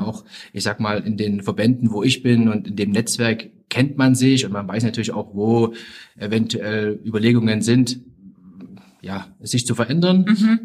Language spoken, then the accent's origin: German; Zwickau, Saxony, Germany; also born or lived in Leverkusen / Austria; bin in der DDR groß geworden